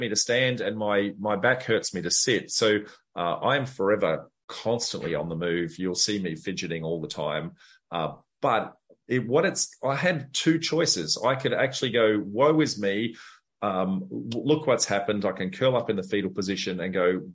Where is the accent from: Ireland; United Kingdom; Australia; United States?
Australia; Darwin, Northern Territory; So I grew up in Darwin